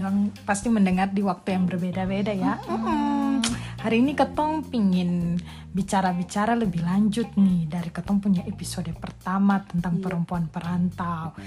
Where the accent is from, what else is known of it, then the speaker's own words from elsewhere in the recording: Ambon, Maluku, Indonesia; moved away; Kalau dari Ambon beta ya saya